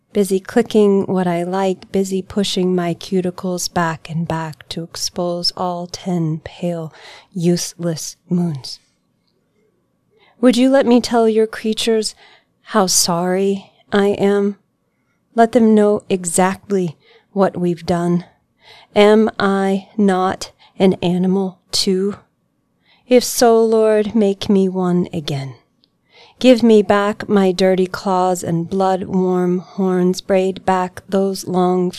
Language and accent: English; Kentucky, United States; moved away as an adult; now in Asheville, United States; I grew up in Kentucky